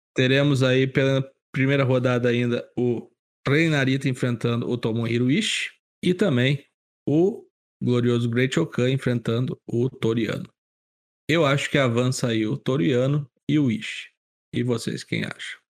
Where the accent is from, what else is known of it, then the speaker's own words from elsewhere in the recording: Porto Alegre, Rio Grande do Sul, Brazil; now in Campo Bom, Brazil; porto alegrense do Rio Grande do Sul. Nasci em Porto Alegre, moro em Campo Bom